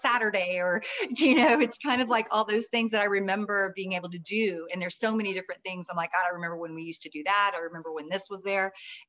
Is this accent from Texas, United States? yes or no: yes; New Braunfels, Texas, United States; moved away as an adult; So I've always just been here in New Braunfels, a good old German girl. The last names are Welker and Wagenfier. So we're very, very German. And then my mom obviously married a …, which is Scotch Irish. So I'm Irish and German.